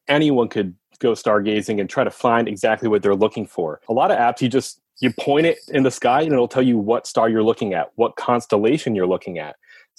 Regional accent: Pennsylvania, United States; So I was born and raised in Pennsylvania. I went to school at Millersville University for meteorology.

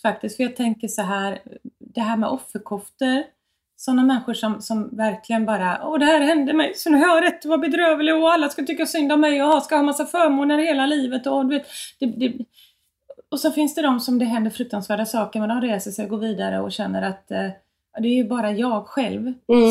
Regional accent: Gothenburg, Västra Götaland, Sweden; på mitt lantställe där jag växte upp i Björlanda i, nära Göteborg

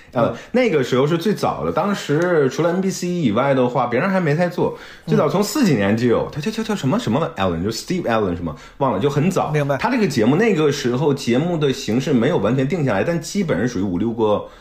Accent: Liaoning, China; 东北，我老家。就当时哦，明白。想要考出去，结果没考出去，还是在家乡一直读到大学毕业

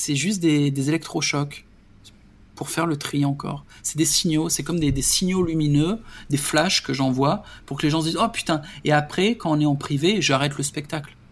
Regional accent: France; moved away; je suis français

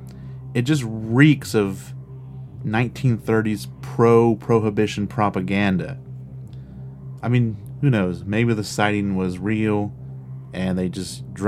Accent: Casstown, Ohio, United States; Casstown is my hometown

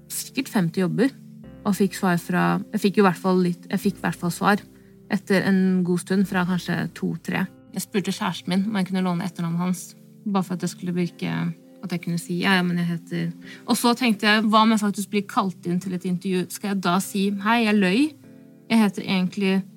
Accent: Stokke, Vestfold, Norway; first language Norwegian; jeg er jo født og oppvokst i Norge

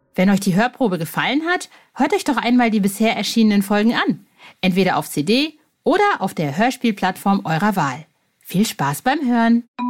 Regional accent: Soest, North Rhine-Westphalia, Germany; wir sind in Soest zur Schule gegangen. Das ist eine kleine Kleinstadt in nirgendwo

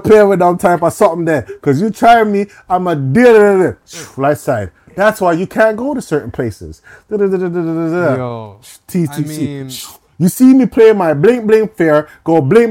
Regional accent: Canada; I'm Canadian, like, but you know, being in Jamaican household

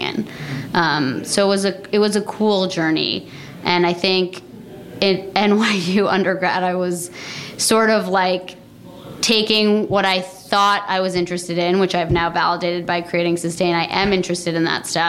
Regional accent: Vermont, United States; also born or lived in New York City, United States; now in New York, United States; I grew up in Vermont

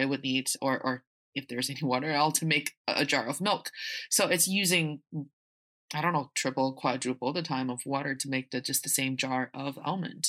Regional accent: Northeast China, China; now in Beijing, China; I am from the northeast part of China, and I'm speaking to you from Beijing

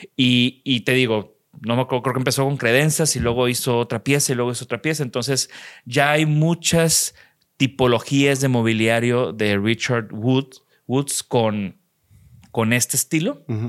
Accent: Mexico; de México

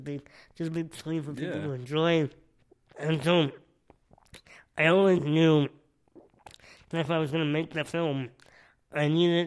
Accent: Nova Scotia, Canada; when I was a baby, I lived there for like 18 months

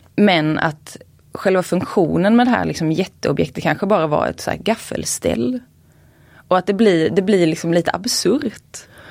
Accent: Småland, Sweden; jag uppvuxen i Småland

